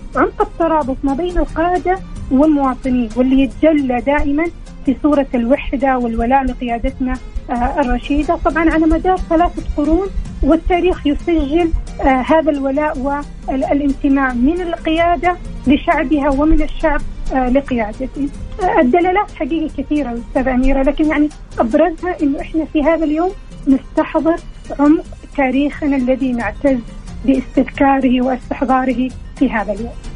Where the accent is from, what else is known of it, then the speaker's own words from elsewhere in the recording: Saudi Arabia; احنا حقيقي كسعوديين